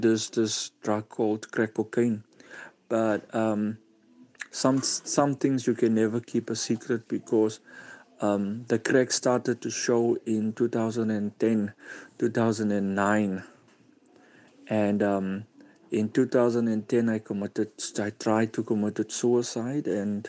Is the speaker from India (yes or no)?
no; Cape Town, Western Cape, South Africa; I'm from Cryfontein, Cape Town.